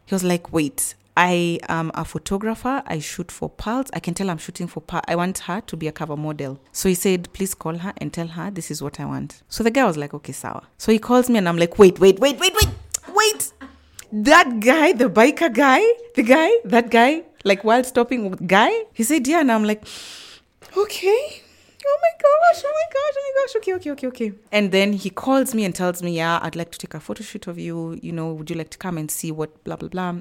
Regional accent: Nairobi, Kenya; I am from Nairobi, Kenya, born and bred. I was born in Nairobi.

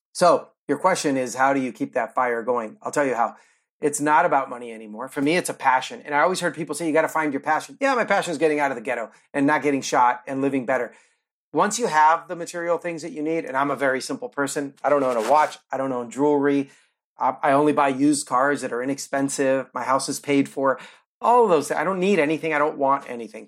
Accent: near Oakland, California, United States; moved away as an adult; also born or lived in Cuba; now in Florida, United States; I grew up near Oakland, California

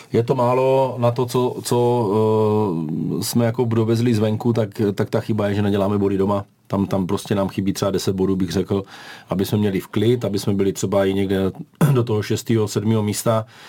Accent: Brno, South Moravian Region, Czechia; u nás v Brně

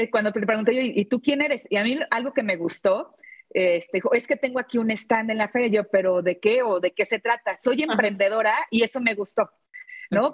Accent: León, Guanajuato, Mexico; soy de León, Guanajuato

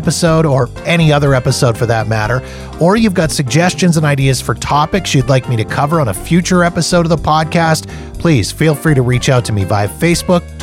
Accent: Canada; being Canadian

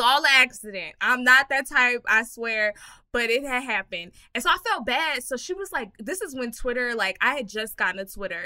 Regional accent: Texas, United States; I'm from Texas

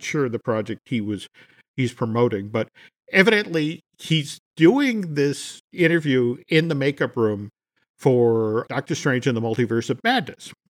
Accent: Massachusetts, United States; I grew up in Massachusetts

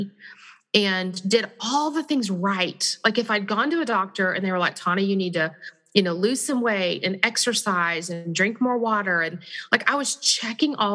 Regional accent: Texas, United States; I'm from Texas, so you just threw me back to my home

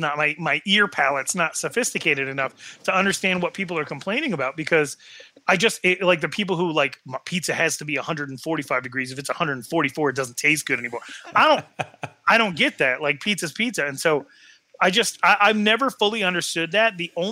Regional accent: Wyoming, United States; I'm from Wyoming.

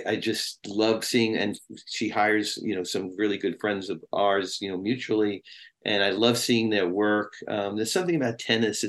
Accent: New York City, New York, United States; now in Los Angeles, United States; growing up in Brooklyn

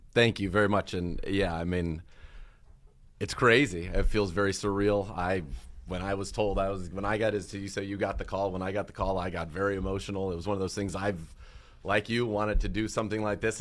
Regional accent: Bay Area, California, United States; now in Cleveland, United States; I grew up in the Bay Area

